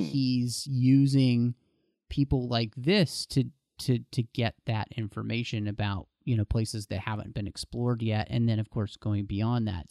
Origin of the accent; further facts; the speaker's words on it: Dallas, Texas, United States; I grew up in Dallas, Texas